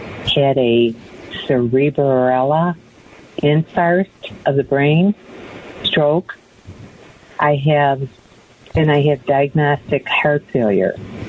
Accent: New York, United States; moved away as an adult; now in Phoenix, United States; I'm from New York and just moved here

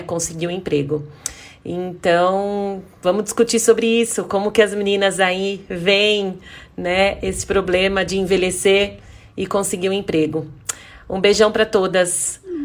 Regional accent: Louveira, São Paulo, Brazil; sou da é, cidade de Louveira, interior de São Paulo

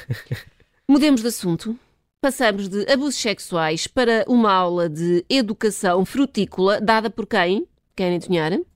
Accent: Portugal; como bons tugas que somos

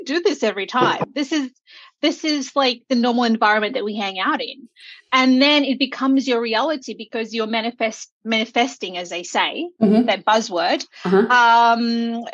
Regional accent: Auckland, New Zealand; moved away; I grew up in Auckland

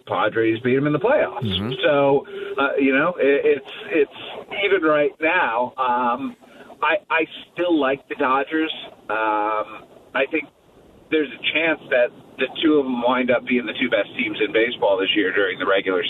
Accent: Cleveland, Ohio, United States; now in Kansas City, United States; I grew up in Cleveland

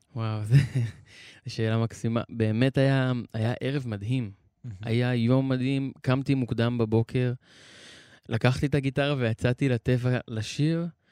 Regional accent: Be'eri, Southern District, Israel; אני נולדתי וגדלתי בקיבוץ הזה

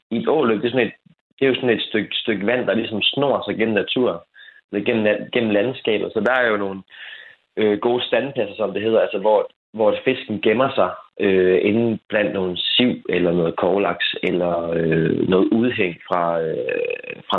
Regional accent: Frederikshavn, North Denmark Region, Denmark; otte års alder måske, lidt, lidt tidligere, øh, som jeg var fra Frederikshavn.

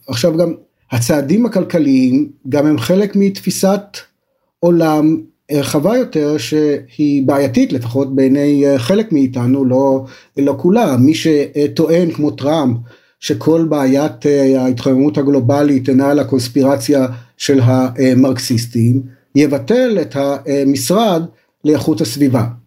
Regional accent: Israel

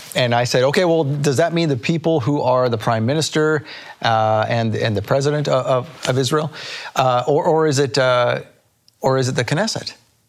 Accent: Canada; now in United States; I'm from Canada, and so I lived in a place where we had a lot of what they call First Nations Canadians.

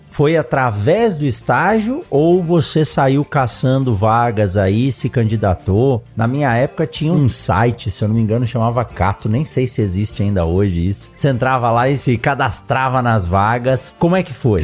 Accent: São Paulo, Brazil; eu nasci em São Paulo

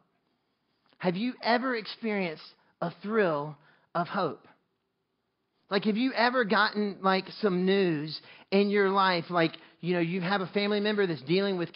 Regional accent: North Carolina, United States; I grew up in North Carolina

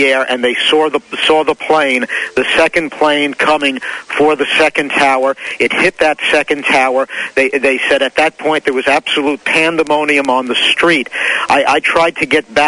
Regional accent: Glen Rock, New Jersey, United States; my hometown of Glen Rock

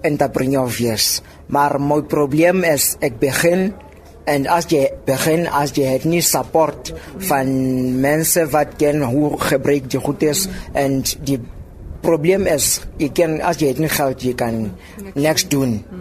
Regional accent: Lengli, Free State, South Africa; Ek kom van Lengli af hier in die Vrystaat

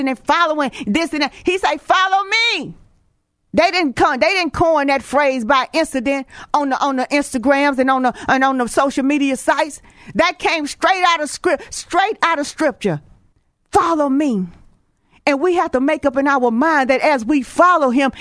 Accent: Houston, Texas, United States; I'm from Texas, Houston

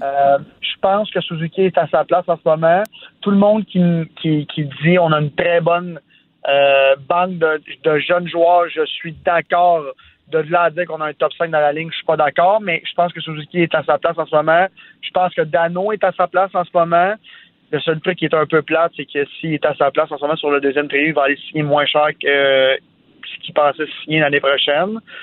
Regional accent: Sainte-Martine, Quebec, Canada; first language French; je viens de Sainte-Martine, un petit village à 45 minutes de Montréal

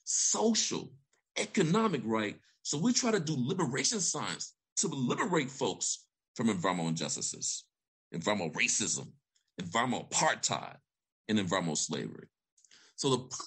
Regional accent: Vicksburg, Mississippi, United States; moved away as an adult; also born or lived in Alabama; I grew up in Vicksburg, Mississippi

